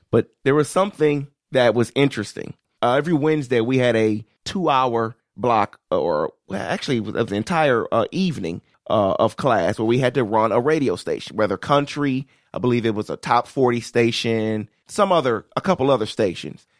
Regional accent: Detroit, Michigan, United States; I was raised in Detroit

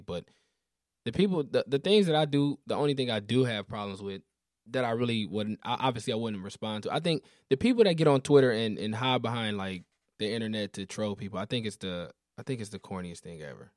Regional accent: Detroit, Michigan, United States; I'm from all the way east Detroit

